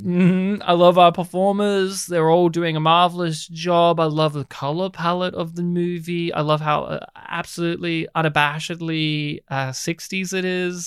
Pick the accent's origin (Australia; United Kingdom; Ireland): Australia; first language English; I'm more Australian than you.